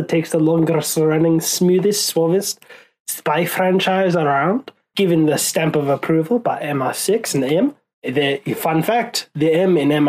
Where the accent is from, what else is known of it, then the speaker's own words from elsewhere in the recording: Ireland; I think we just lost Ireland, even though I'm Irish.